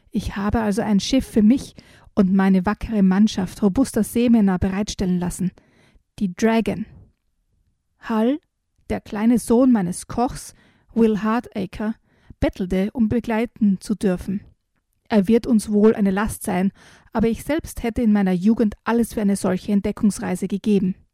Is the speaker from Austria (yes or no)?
yes; Styria, Austria; Und ich bin ja mit Sagen in der Steiermark quasi aufgewachsen